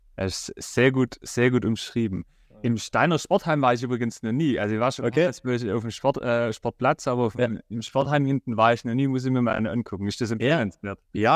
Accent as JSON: {"language": "German", "town": "Rottenburg am Neckar", "region": "Baden-Württemberg", "country": "Germany", "said": "ich komme ja aus Rottenburg"}